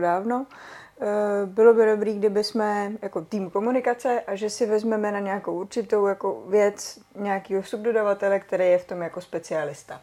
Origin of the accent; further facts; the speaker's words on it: Czechia